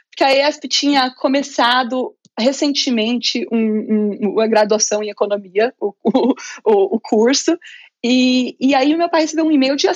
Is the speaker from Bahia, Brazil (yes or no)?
no; interior of São Paulo, Brazil; Eu sou do Muito bom. do interior de São Paulo.